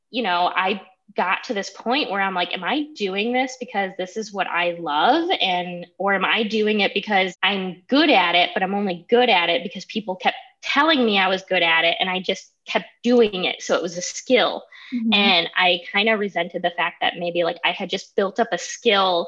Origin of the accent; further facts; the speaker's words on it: Toledo, Ohio, United States; also born or lived in Holland, Ohio; I'm from the Toledo area. I actually grew up in Springfield Township, and I lived in a little place like that was Holland.